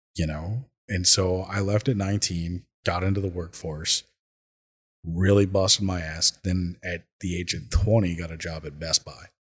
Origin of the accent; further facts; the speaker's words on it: Minnesota, United States; also born or lived in California; I moved to Minnesota from California at the age of ten